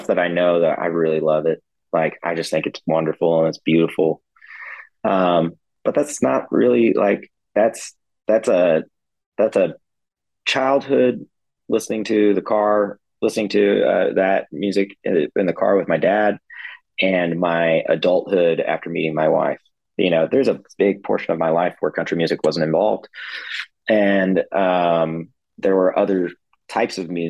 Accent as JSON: {"language": "English", "town": "Fort Worth", "region": "Texas", "country": "United States", "tie": "born or raised there", "also_born_or_lived": "Dallas", "said": "I am from Fort Worth, which is called Cowtown."}